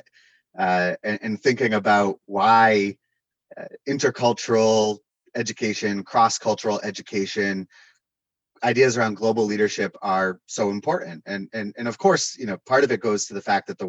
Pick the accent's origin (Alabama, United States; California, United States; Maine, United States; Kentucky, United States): Maine, United States; Portland; moved away as an adult; also born or lived in Tanzania; I'm from Portland, Maine, originally. I grew up in Portland and went through Portland Public Schools